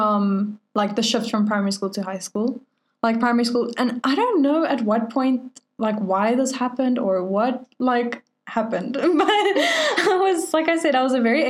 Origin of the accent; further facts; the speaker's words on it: Venezuela; I was born in Venezuela